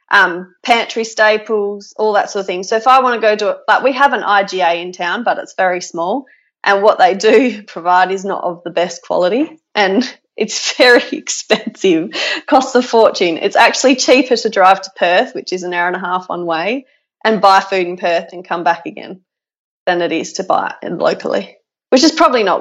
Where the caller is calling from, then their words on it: East Pingelly, Western Australia, Australia; from I'm um, halfway between two little towns in Western Australia, um, in East Pingelly. so we're between Brookton and Pingelly.